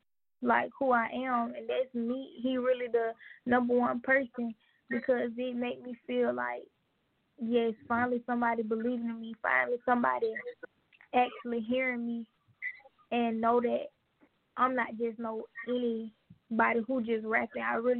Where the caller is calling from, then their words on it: Atlanta, Georgia, United States; I'm calling from Atlanta, Georgia.